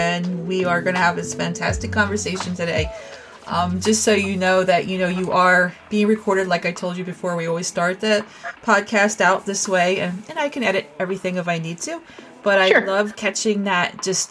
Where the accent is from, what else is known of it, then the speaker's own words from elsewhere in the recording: New Jersey, United States; I'm a Jersey girl too